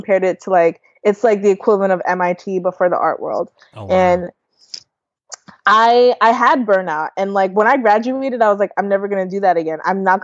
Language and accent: English; New York, United States; also born or lived in Canada / Delaware / Rhode Island; now in Ohio, United States; I was born in Canada. I grew up in New York, and then I lived in Delaware